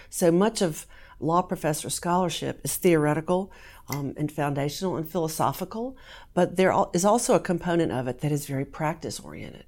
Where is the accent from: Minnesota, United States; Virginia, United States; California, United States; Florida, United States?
Virginia, United States; Southern; moved away as an adult; also born or lived in North Carolina; now in Kentucky, United States; I grew up in Southern Virginia